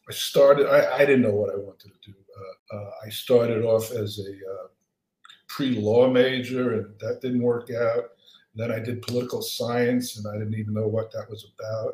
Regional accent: New York City, New York, United States; moved away as an adult; also born or lived in Queens; now in Los Angeles, United States; I grew up in Brooklyn in a three-room walk-up.

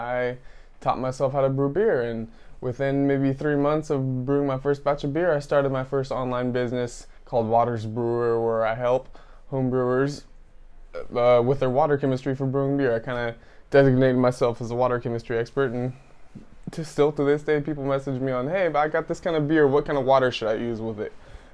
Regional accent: Tracy, California, United States; I grew up in Tracy, California with my mom and my dad.

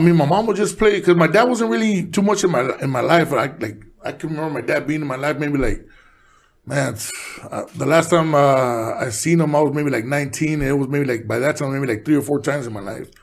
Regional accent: Los Angeles, California, United States; also born or lived in Mexico; I was born in Boyle Heights, but I was raised in East

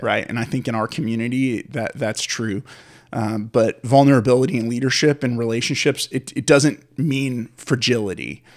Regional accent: San Francisco, California, United States; I grew up in the Bay Area of California in San Francisco

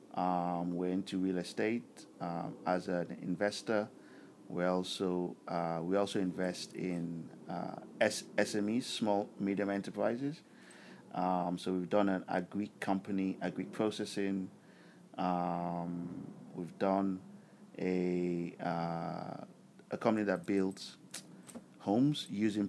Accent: Lagos, Nigeria; moved away as an adult; also born or lived in Hammersmith, London; most of my memories as a child was growing up in Nigeria

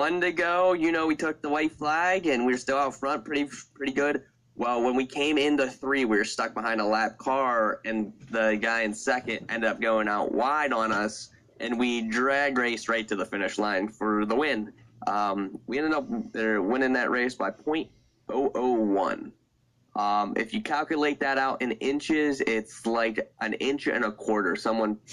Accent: Sarver, Pennsylvania, United States; I grew up in Sarver, Pennsylvania, home to Lernerville Speedway

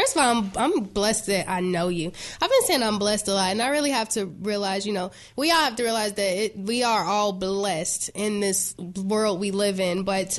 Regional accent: Chicago, Illinois, United States; I'm from the West Side too. I don't know if I ever told you that. I'm from L Town. Madison and Laurel.

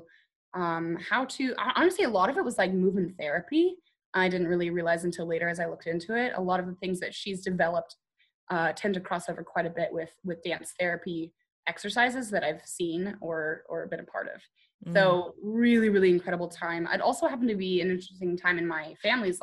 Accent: United Kingdom; I'm British

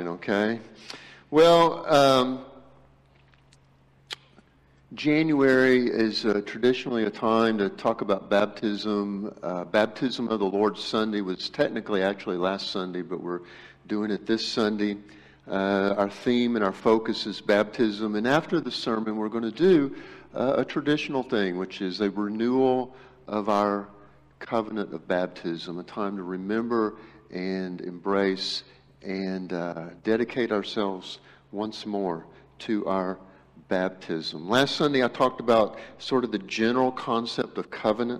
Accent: Brazos River, Texas, United States; I grew up on the Brazos River

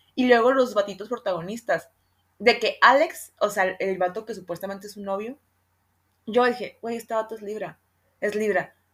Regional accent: Sonora, Mexico; yo soy de Sonora y en Sonora la capirotada es, una, es un postre que se usa mucho acá

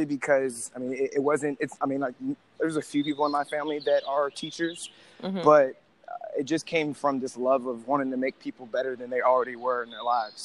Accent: Youngstown, Ohio, United States; now in Columbus, United States; from Youngstown, Ohio, live in Columbus, been in Ohio my entire life

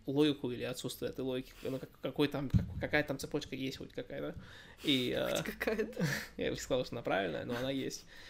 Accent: United States; also born or lived in Russia; я, я из Америки

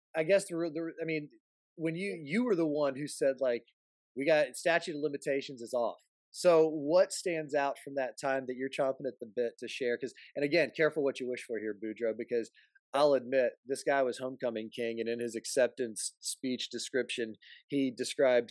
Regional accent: Florida, United States; born or raised there; also born or lived in South Carolina

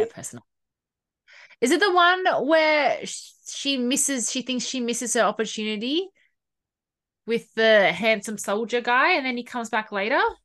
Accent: Sydney, New South Wales, Australia; you and I grew up in the Bible Belt of Sydney

